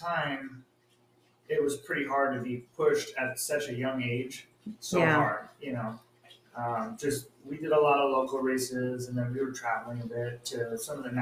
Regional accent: Lakeside, California, United States; I grew up in Lakeside, which is 5 minutes away from the school

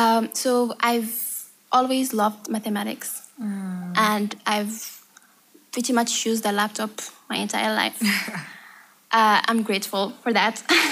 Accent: Morocco; I'm from Morocco.

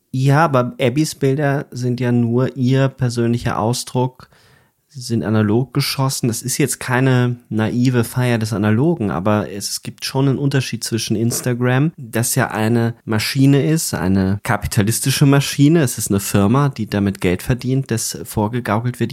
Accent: Upper Palatinate, Bavaria, Germany; wo ich aufgewachsen bin in Bayern, in der Oberpfalz

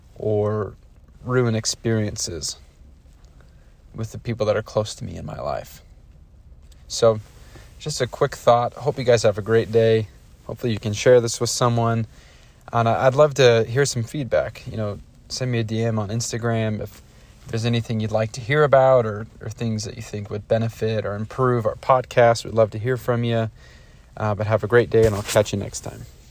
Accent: Idaho, United States; growing up in Idaho, growing up in conservative Idaho

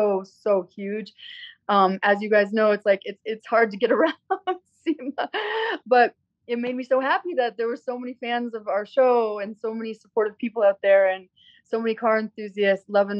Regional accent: Minnesota, United States; also born or lived in Florida; now in California, United States; I'm from Minnesota, though. I'm from Minnesota, but then like I moved to Florida

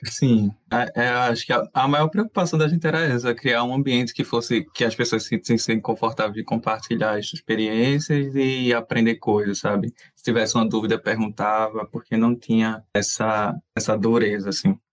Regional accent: Recife, Pernambuco, Brazil; a gente é de Recife

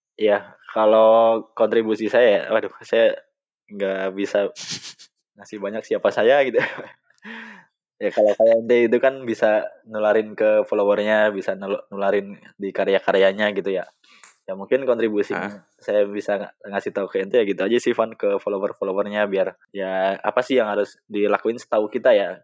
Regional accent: Wonosobo, Central Java, Indonesia; now in Karawang, Indonesia; Di kampung saya eh. gitu, di apa? Di kabupaten saya Wonosobo

